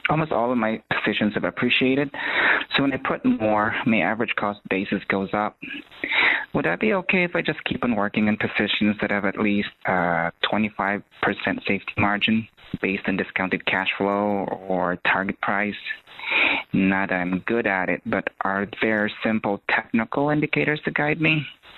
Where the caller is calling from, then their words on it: Ohio, United States; I'm calling from Ohio.